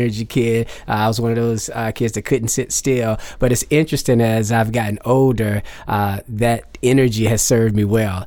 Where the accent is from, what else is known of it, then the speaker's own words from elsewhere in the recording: Garner, North Carolina, United States; I'm from a little town called Garner, North Carolina. I grew up there